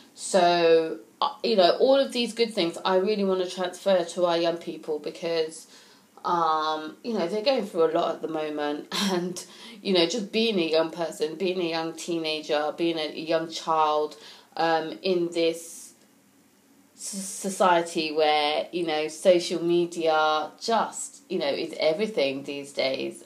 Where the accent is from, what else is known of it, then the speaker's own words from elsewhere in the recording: United Kingdom; as a British person